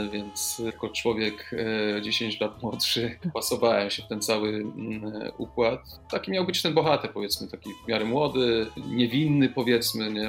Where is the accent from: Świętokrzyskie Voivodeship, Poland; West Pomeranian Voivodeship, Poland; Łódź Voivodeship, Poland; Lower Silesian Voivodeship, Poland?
Lower Silesian Voivodeship, Poland; Kostomłoty; moved away; pochodzę z, z Wrocławia, dokładnie, z Kostomłotów